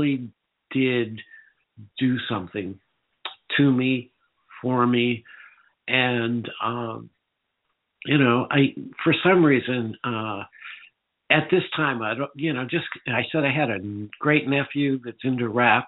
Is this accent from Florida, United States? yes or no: no; Northern California, United States; I grew up in Northern California